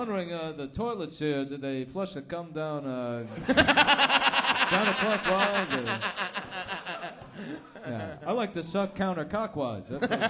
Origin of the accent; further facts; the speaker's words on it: United States; I'm from America.